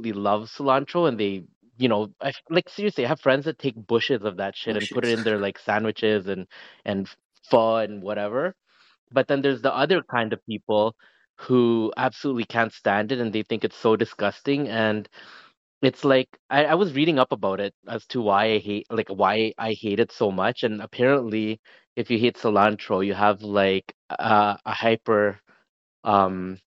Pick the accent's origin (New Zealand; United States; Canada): Canada; I'm from Canada.